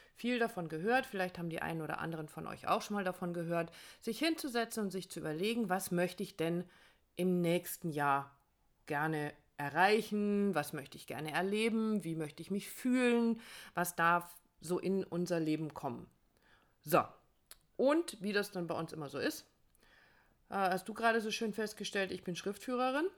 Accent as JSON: {"language": "German", "region": "Northern Germany", "country": "Germany", "tie": "born or raised there", "moved": "yes", "said": "in meine Heimat fahren, dass wir wieder äh, ans Wasser fahren, in den Norden fahren"}